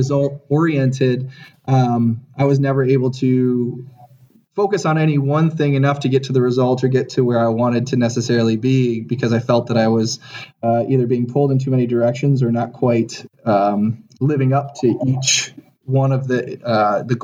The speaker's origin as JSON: {"language": "English", "region": "Ohio", "country": "United States", "tie": "born or raised there", "moved": "as an adult", "lives_now": "Chicago, United States", "said": "I am a transplant to Chicago. I grew up in Ohio. I went to university in Ohio as well"}